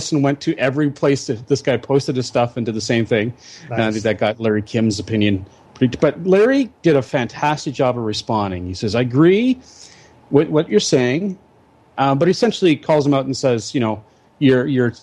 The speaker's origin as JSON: {"language": "English", "town": "Victoria", "region": "British Columbia", "country": "Canada", "tie": "born or raised there", "said": "I'm a fifth generation Victorian."}